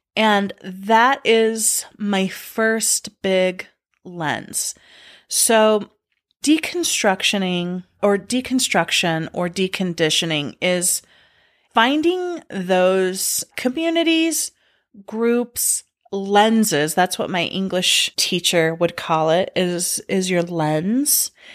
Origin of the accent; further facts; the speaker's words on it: United States; mine were being a girl, a being a Mormon, and being an American.